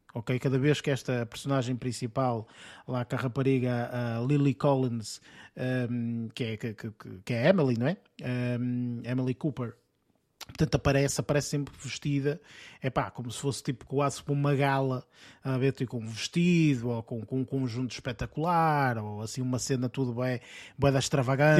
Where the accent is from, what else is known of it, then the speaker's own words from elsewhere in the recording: Portugal; nós sendo portugueses